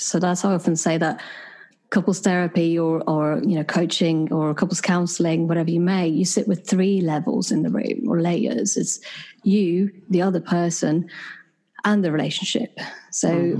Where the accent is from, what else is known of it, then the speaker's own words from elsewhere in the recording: Sweden; moved away as an adult; also born or lived in United Kingdom; now in London, United Kingdom; having been born and raised in Sweden and then having moved to the UK about 10 years ago